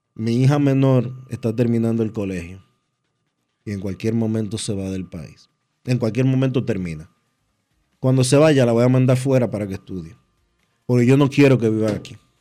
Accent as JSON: {"language": "Spanish", "country": "Dominican Republic", "said": "no tenemos dos dedos de frente como dominicanos"}